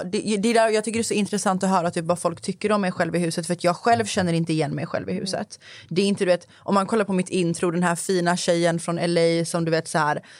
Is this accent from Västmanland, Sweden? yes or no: no; Gottsunda, Uppsala County, Sweden; also born or lived in Skövde; jag är uppvuxen i Gottsunda som är en förort. Sen har jag bott i Skövde.